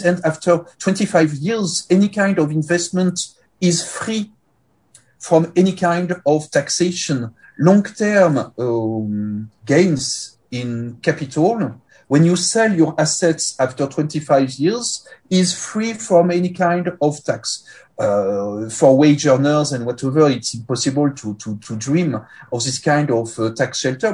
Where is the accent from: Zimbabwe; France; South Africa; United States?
France; Paris, Île-de-France; accent: French; English is a second language; moved away as an adult; now in Luxembourg; Currently I live and work in Luxembourg, but I'm primarily French. Uh, you detect this with my accent, uh, of course, and of uh, of uh, Paris